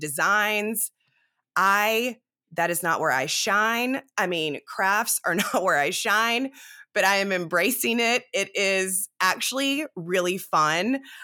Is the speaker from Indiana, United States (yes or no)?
no; South Carolina, United States; also born or lived in Dallas, Texas; now in Texas, United States; I am from South Carolina